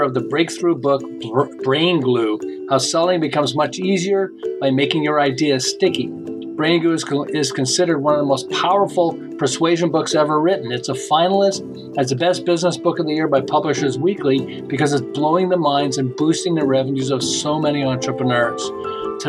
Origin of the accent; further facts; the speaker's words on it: Montreal, Quebec, Canada; now in Southern California, United States; I live in Southern California, but I'm originally from Montreal. And 37 years ago, we moved to Southern California.